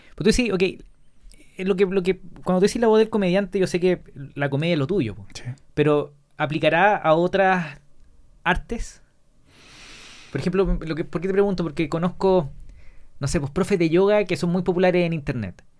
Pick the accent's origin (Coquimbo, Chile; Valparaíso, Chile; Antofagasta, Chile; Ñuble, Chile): Coquimbo, Chile; La Serena; now in Santiago, Chile; yo, soy de La Serena